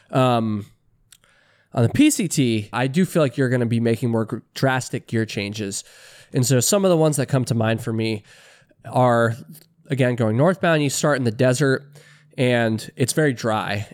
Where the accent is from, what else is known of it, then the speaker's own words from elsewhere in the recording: Vermont, United States; I'm an East Coaster myself. I'm from Vermont.